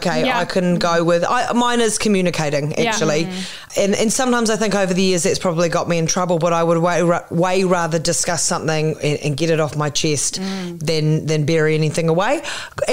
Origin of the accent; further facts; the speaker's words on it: Christchurch, Canterbury, New Zealand; also born or lived in Auckland, New Zealand; I moved from Christchurch up to Auckland